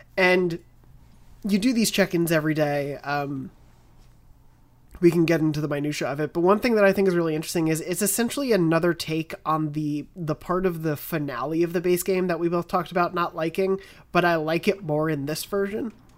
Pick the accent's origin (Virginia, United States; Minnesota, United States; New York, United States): New York, United States; Long Island; I'm from Long Island